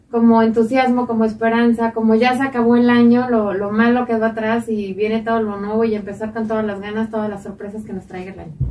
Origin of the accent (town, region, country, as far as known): Mexico